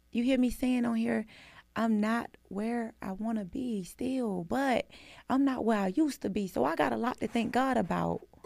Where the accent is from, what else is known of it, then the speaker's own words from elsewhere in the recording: Atlanta, Georgia, United States; I'm from Atlanta